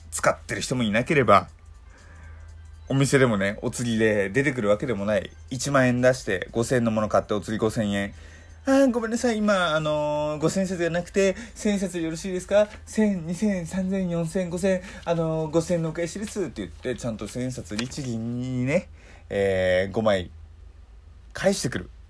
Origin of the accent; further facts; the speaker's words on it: Hokkaido, Japan; moved away; 僕実家北海道なのでその北海道のね自分の地元とかだと全然あの外国人いないしあと僕が今住んでるところも全然ね都心とかじゃないんであのー、普通のなんだろうな一般的な街です